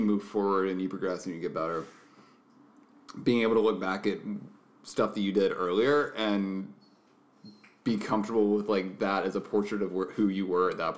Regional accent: Macon, Georgia, United States; moved away as an adult; also born or lived in Colorado; Growing up in Macon, Georgia

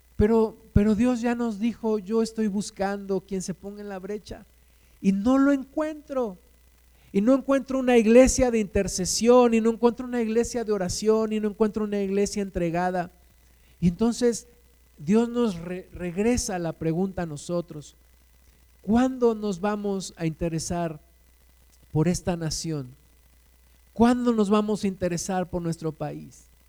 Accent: Mexico; Aquí nos sembraste, Jesús. Aquí nacimos

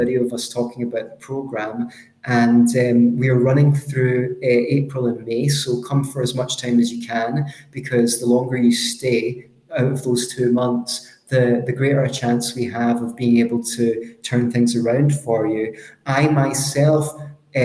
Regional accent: Scotland, United Kingdom; accent: Scottish; my Scottish accent is a little bit strong

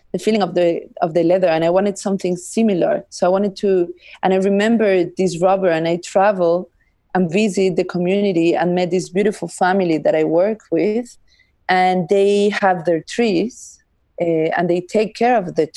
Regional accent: Andes, Peru; I am from the mountains, I am from the Andes

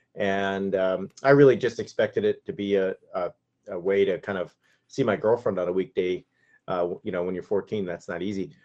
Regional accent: Yorba Linda, California, United States; my hometown is the hometown of Richard Nixon. So, uh, my, my, I grew up, uh, two miles from Nixon's birthplace

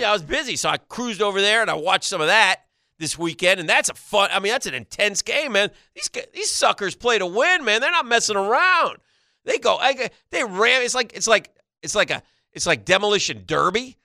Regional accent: New York, United States; That's my home state

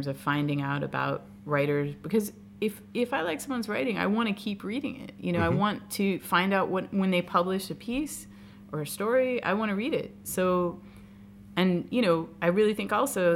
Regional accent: United States; I'm 100% American

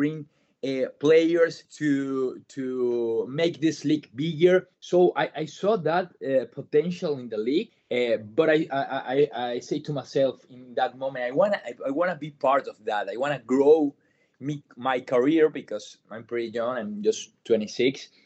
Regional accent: Venezuela; English is a second language; moved away as an adult; also born or lived in Medellin, Colombia; now in United States; I'm from Venezuela.

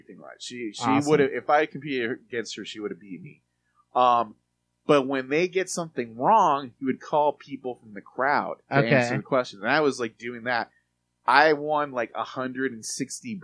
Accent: Mexico; moved away; I grew up, I grew up in Mexico in the 80s

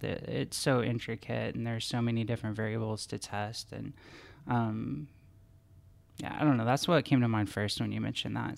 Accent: Wichita, Kansas, United States; my hometown of Wichita, Kansas

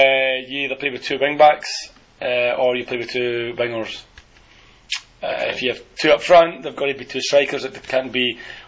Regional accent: Scotland, United Kingdom; I'm fucking Scottish.

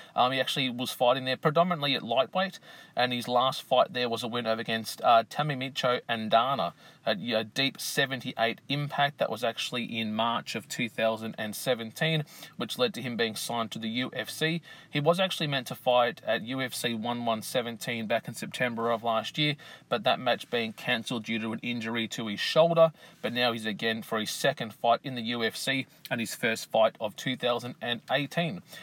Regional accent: Australia; here in my home country of Australia

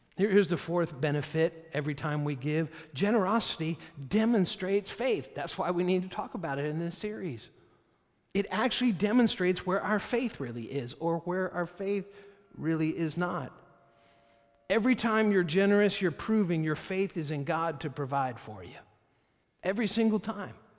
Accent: United States; I'm an American

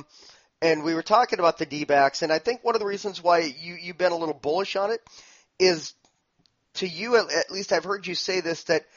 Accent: Minnesota, United States; moved away; I'm originally from Minnesota.

